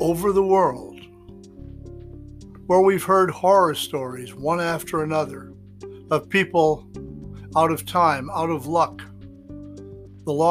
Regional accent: New York City, New York, United States; I was growing up across the way in Glendale, Queens.

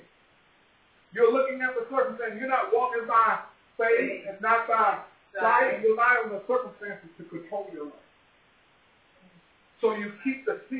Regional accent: Los Angeles, California, United States; as a kid growing up in Watts

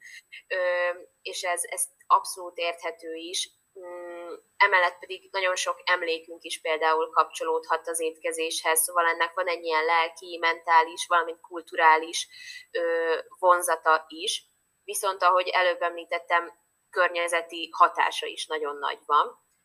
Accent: Hungary; now in Budapest, Hungary; én vidéki vagyok alapvetően

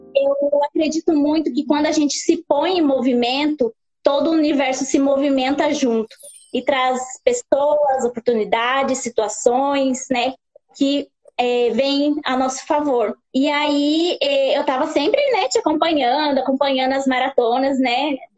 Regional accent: Guararema, São Paulo, Brazil; Eu sou de São Paulo, de Guararema

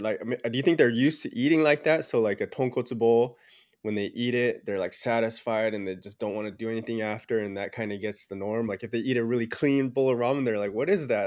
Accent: Southern California, United States; I grew up in Southern California. I was actually born here

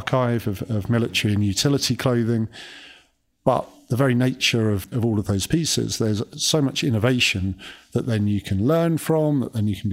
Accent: Kent, South East England, United Kingdom; We grew up in Kent, so southeast of England, and it was 4 miles to the nearest shop

